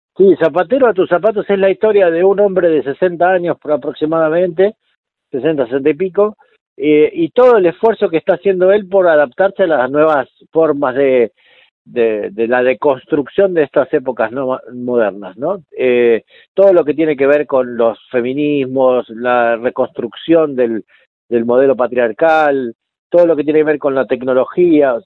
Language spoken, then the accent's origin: Spanish; Mar del Tuyú, Buenos Aires Province, Argentina; yo me crié en Mar del Tuyú, partido de la costa, que es un pueblo que todavía es un pueblo chico